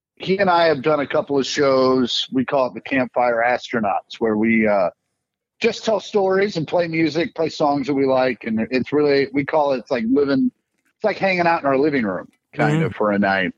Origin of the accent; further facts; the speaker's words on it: Kansas City, United States; growing up in Kansas City